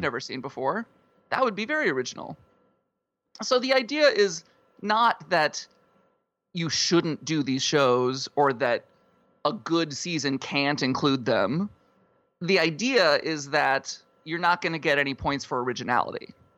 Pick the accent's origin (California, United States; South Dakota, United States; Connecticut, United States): South Dakota, United States; I, uh, grew up in South Dakota.